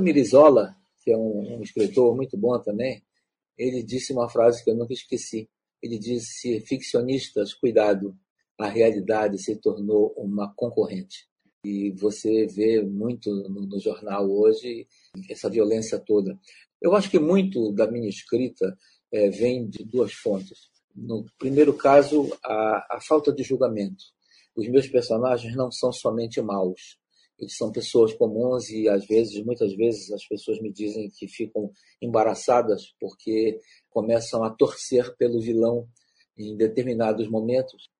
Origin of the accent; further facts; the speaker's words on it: Pará, Brazil; eu sou um escritor do Pará, um escritor da Amazônia